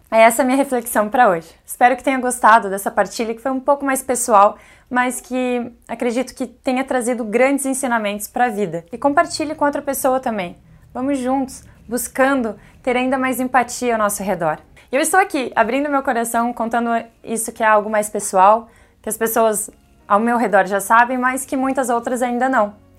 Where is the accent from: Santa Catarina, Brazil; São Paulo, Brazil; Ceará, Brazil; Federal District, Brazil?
Santa Catarina, Brazil; Bombinhas; Minha infância foi em Zimbros